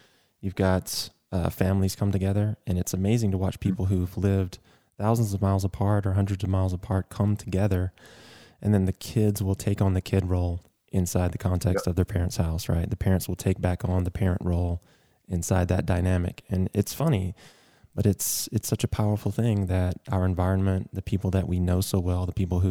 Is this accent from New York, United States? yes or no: no; Athens, Georgia, United States; moved away; I'll go back home to Athens, Georgia for me